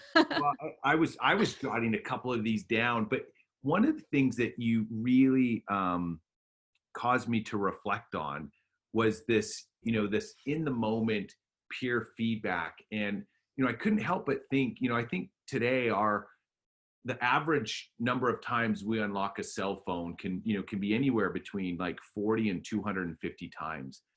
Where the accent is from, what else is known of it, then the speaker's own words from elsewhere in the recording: Alberta, Canada; I grew up in Alberta, Canada